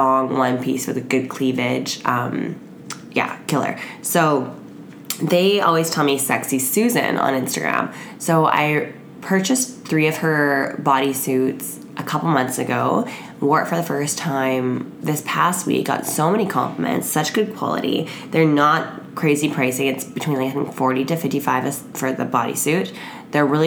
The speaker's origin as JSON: {"language": "English", "country": "Canada", "said": "I'm Canadian and most of my friends are Canadian"}